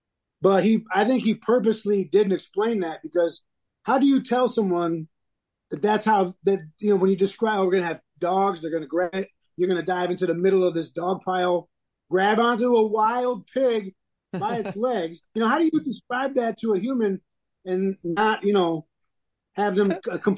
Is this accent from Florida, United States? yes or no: no; Michigan, United States; So in my head, just from growing up in Michigan, we're going to sit in a tree, maybe on a bait pile.